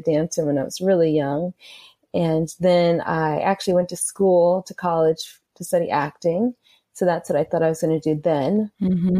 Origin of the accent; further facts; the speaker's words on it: Atlanta, Georgia, United States; I grew up in Atlanta